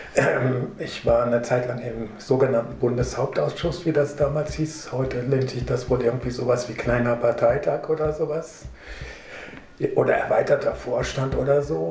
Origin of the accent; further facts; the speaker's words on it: Marburg, Hesse, Germany; dass ich aus Essen bin, aus Marburg